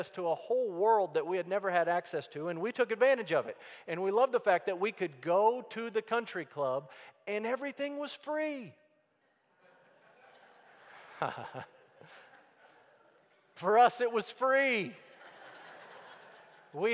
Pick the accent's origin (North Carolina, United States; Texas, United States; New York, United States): Texas, United States; Amarillo; I grew up in Amarillo, Texas